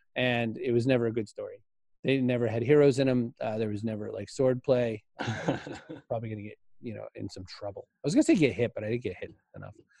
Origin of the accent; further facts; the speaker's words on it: Maine, United States; I grew up in Maine.